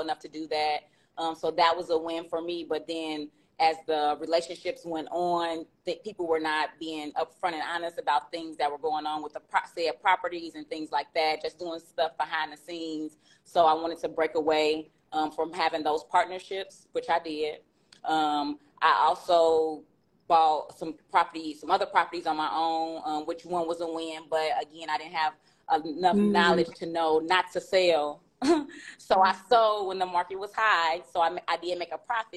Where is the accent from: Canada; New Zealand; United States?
United States; Chicago, Illinois; I am from Chicago